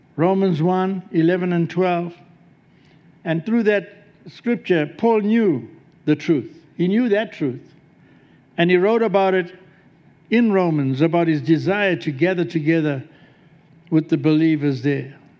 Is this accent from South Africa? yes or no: yes; South Africa; moved away as an adult; also born or lived in Melbourne, Australia; from South Africa